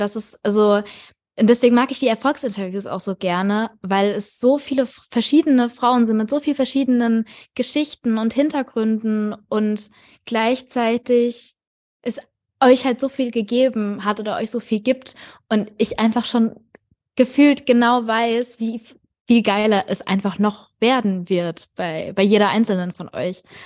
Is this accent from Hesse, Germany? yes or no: yes; near Frankfurt, Hesse, Germany; ich komme tatsächlich auch aus der Nähe von Frankfurt